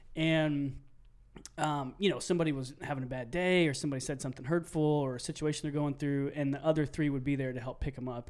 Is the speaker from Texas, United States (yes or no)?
yes; Stephenville, Texas, United States; also born or lived in College Station, Texas; thirty minutes south of Granbury. And that is where I grew up.